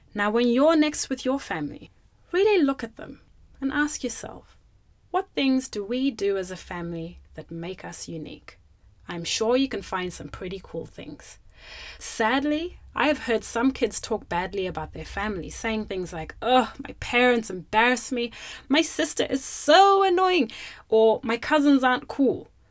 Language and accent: English; Zimbabwe; now in Australia; when I was growing up in Zimbabwe, I grew up with my mum and my dad